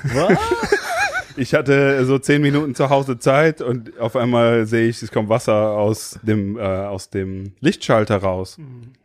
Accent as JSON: {"language": "German", "town": "Limburg an der Lahn", "region": "Hesse", "country": "Germany", "tie": "born or raised there", "said": "Ich bin in Limburg geboren."}